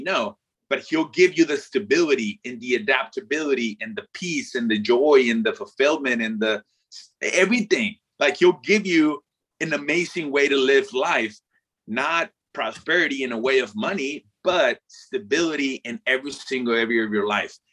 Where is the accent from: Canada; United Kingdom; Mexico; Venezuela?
Mexico; first language Spanish; English is a second language; moved away as an adult; growing up in mexico born and raised uh, not only do i speak the language but i up until after i graduated high school uh, i didn't speak a word of english